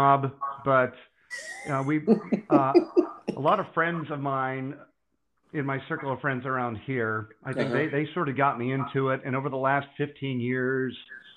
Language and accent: English; Pittsburgh, Pennsylvania, United States; near my hometown, in the Pittsburgh area